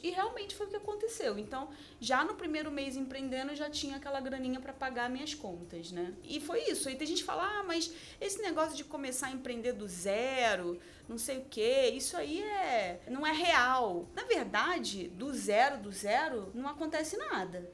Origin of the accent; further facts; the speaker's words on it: Niterói, Rio de Janeiro, Brazil; em Niterói, né? Que é uma cidade do Rio de Janeiro, então eu sou de lá.